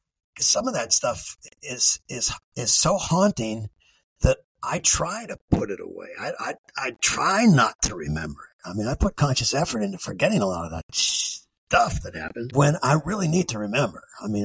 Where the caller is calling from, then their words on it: Terre Haute, Indiana, United States; I'm speaking from Terre Haute, Indiana, which is, you know, part of the Bible Belt